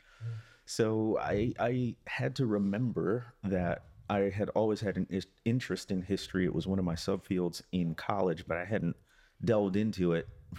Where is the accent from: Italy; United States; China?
United States; Midwest; I was born and raised in the Midwest and never thought I'd be down there.